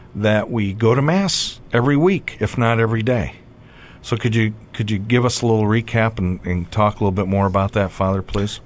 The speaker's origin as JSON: {"language": "English", "town": "Wadsworth", "country": "United States", "tie": "born or raised there", "said": "Sacred Heart of Jesus Catholic Church in Wadsworth, in my hometown parish"}